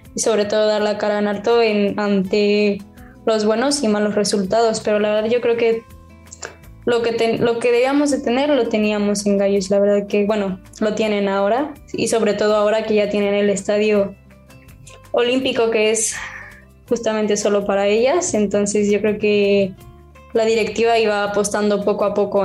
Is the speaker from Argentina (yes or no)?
no; Mexico; moved away as an adult; now in Spain; soy de, soy de México, vengo a España